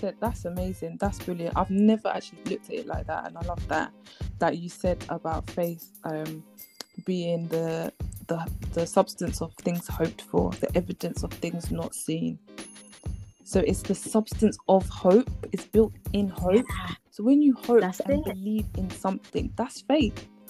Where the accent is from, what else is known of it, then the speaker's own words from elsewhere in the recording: Ghana; moved away; I'm Ghanaian and I'm going back to Ghana eventually